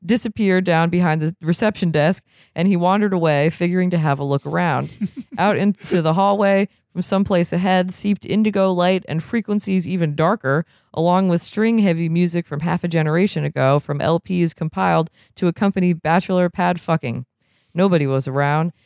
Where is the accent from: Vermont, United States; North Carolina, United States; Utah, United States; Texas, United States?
Vermont, United States; now in California, United States; I am from Vermont